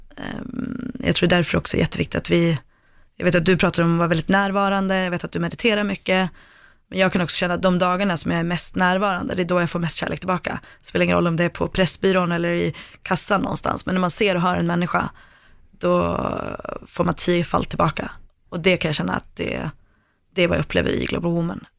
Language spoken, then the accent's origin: Swedish; Sweden; jag kommer från Sverige.